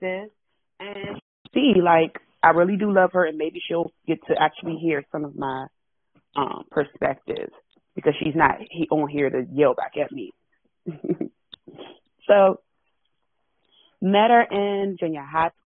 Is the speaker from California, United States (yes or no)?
no; Washington, District of Columbia, United States; I am born and raised in Washington. Born and raised in Washington, D.C.